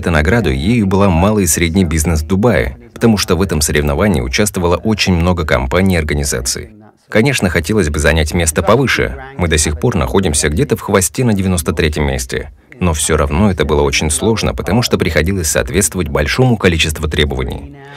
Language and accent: Russian; Germany; now in Dubai, United Arab Emirates; Я немец